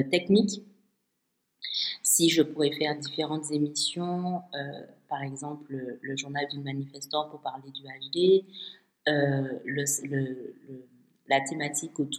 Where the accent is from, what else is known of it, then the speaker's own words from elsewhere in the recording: Martinique; Chez moi, à Martinique